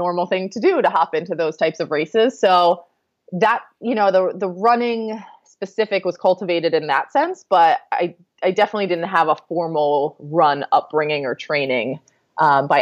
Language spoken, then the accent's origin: English; Annapolis, Maryland, United States; moved away as an adult; now in Charlottesville, United States; I grew up outside of Annapolis, Maryland